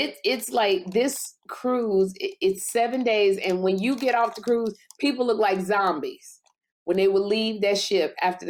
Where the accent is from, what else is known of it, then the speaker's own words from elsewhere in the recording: Chicago, Illinois, United States; I'm from Chicago.